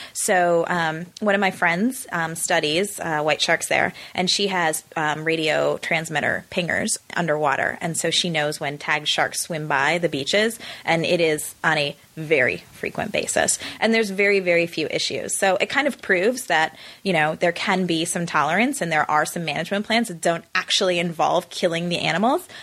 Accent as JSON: {"language": "English", "town": "Chicago", "region": "Illinois", "country": "United States", "tie": "born or raised there", "also_born_or_lived": "South Africa", "moved": "yes", "lives_now": "Los Angeles, United States", "said": "growing up in the Midwest"}